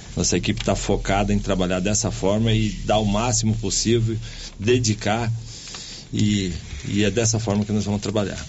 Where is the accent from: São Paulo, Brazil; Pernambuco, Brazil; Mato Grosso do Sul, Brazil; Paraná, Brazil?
Paraná, Brazil; moved away as an adult; also born or lived in Santa Catarina; now in Silvânia, Brazil; eu nasci em, em Ceará, Santa Catarina. Minha mãe, é, meu pai, meus pais, eles mudaram pro Paraná, é, eu com um ano de idade.